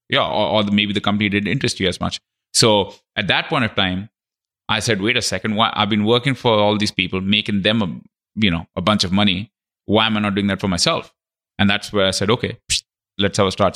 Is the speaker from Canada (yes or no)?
yes; Canada; I'm Canadian